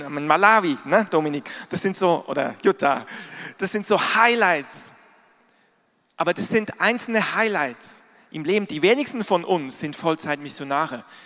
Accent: Switzerland; moved away; ich bin in der Schweiz groß geworden, da gibt es auch Berge. Ich bin aber nicht in den Bergen groß geworden, ich bin im Flachland groß geworden

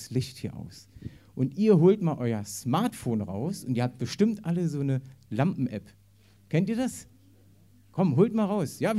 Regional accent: East Germany, Germany; Bei mir war es damals so, ich bin im Osten aufgewachsen da war sowieso mit Gott gar nichts am, also das wurde total unterdrückt.

